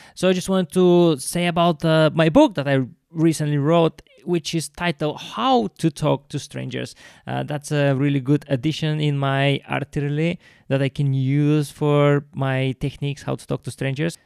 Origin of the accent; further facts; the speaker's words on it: Bulgaria; now in London, United Kingdom; every time i go back to bulgaria i don't see just my friends and family